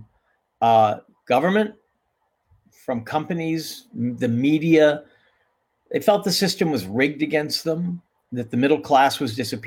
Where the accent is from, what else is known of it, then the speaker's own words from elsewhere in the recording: California, United States; now in Brooklyn, United States; I still feel like a Californian in the East